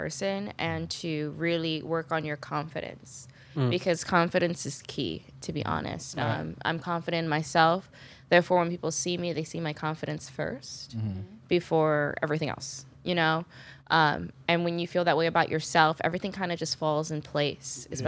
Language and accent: English; New Jersey, United States; I'm from Jersey